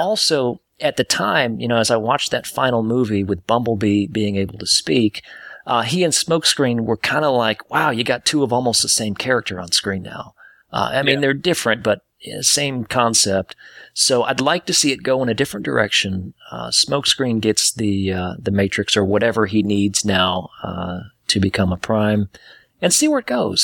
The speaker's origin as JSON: {"language": "English", "town": "Detroit", "region": "Michigan", "country": "United States", "tie": "born or raised there", "moved": "yes", "lives_now": "Atlanta, United States", "said": "I was born in Detroit, Michigan"}